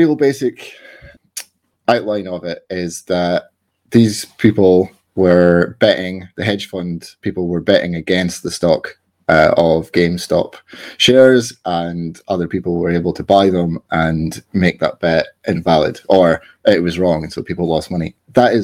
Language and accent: English; Scotland, United Kingdom; I'm Scottish